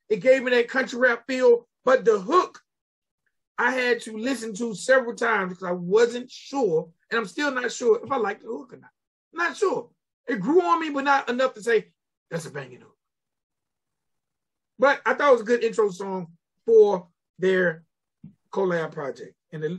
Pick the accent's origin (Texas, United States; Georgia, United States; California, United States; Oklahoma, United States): Georgia, United States; middle; A lot of artists from my hometown or smaller hometowns tend to have that flow.